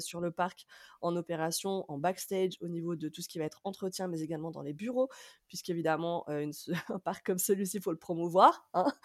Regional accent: France

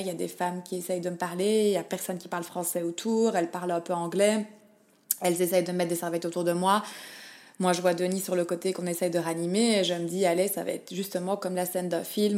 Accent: Liège, Wallonia, Belgium; now in Melbourne, Australia; je suis belge de Liège et je vis en Australie, à Melbourne

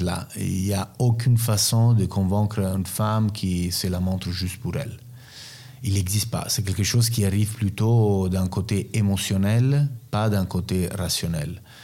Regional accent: Rome, Lazio, Italy; French is a second language; also born or lived in Naples / Turin / Milan; moi je suis né à Naples, je suis grandi à Rome, j'ai passé partie de ma vie entre Turin et Milan.

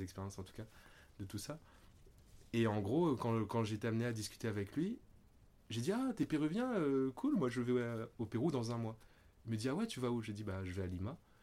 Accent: Réunion; moved away as an adult; also born or lived in Paris; je suis né à La Réunion. Donc il y a déjà 35 ans de cela. Et j'y ai vécu 19 ans.

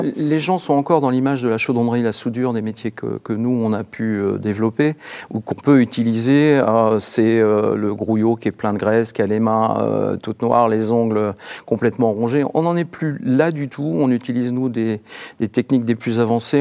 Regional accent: Orne, Normandy, France; je suis issu du département de l'Orne

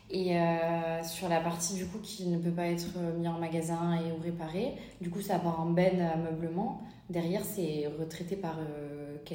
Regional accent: Toulouse, Occitania, France; en tant que Toulousaine

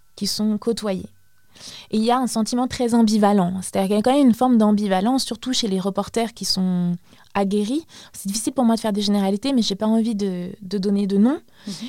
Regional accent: Baghdad, Baghdad Governorate, Iraq; moved away; je suis euh, irakienne d'origine, je suis née à Bagdad

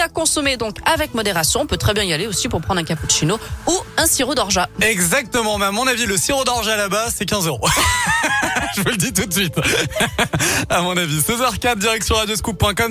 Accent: Lyon, Auvergne-Rhône-Alpes, France; chez nous à Lyon

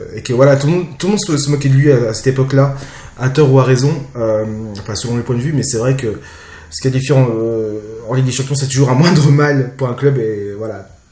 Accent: Jura, Bourgogne-Franche-Comté, France; je viens d'une petite ville du Jura

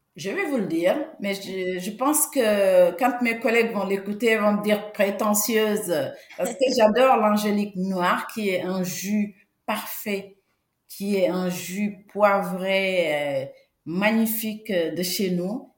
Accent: Senegal; now in France; je suis née en Afrique, je suis sénégalaise, d'origine du Sénégal. Et au Sénégal, il y a un parfum que mettait mon grand-père

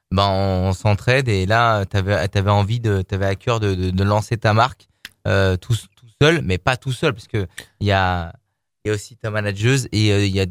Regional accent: Lyon, Auvergne-Rhône-Alpes, France; on est lyonnais

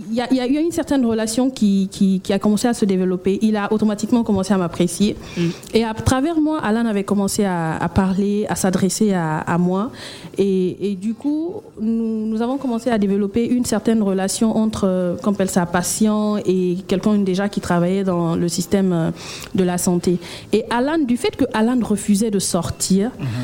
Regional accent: Guinea; also born or lived in Abidjan, Côte d'Ivoire; Et nous, sommes aussi venus nous présenter aux Abidjanais, comme on le dit, et aussi euh, envoyer la Guinée mm. à Abidjan pour nos compatriotes euh, guinéens, pour la communauté guinéenne que nous avons ici.

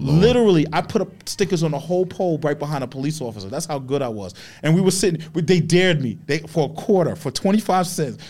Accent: New York City, New York, United States; I grew up in Queens

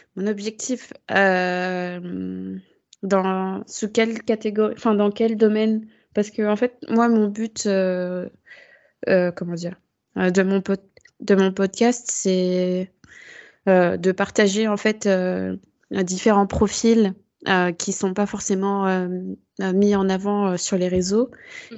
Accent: France; en tant que française, euh, enfin vivant en métropole

